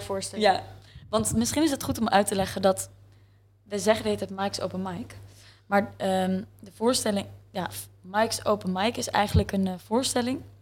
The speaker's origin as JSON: {"language": "Dutch", "town": "The Hague", "region": "South Holland", "country": "Netherlands", "tie": "born or raised there", "also_born_or_lived": "Utrecht", "moved": "as an adult", "said": "wij zijn alle twee opgegroeid in Scheveningen."}